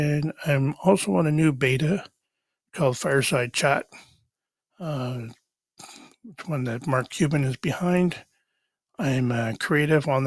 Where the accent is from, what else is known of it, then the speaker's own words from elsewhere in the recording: Canada; I am Canadian